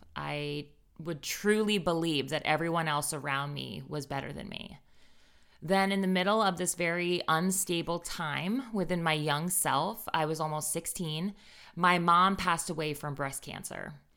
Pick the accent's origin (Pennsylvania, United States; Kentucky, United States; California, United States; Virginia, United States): Virginia, United States; Northern; I grew up in Northern Virginia